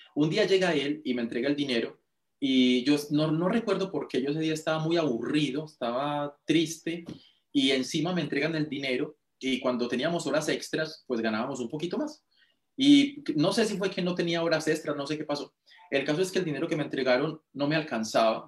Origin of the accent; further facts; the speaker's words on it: Girardota, Antioquia, Colombia; now in Medellín, Colombia; Mi pueblo se llama Girardota. Mis papás en este momento, yo no vivo ahí en este momento, sí estoy en Medellín, pero ellos viven en el pueblo